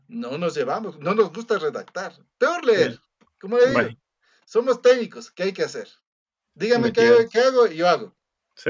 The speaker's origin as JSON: {"language": "Spanish", "country": "Ecuador", "said": "tenemos como contadores ecuatorianos"}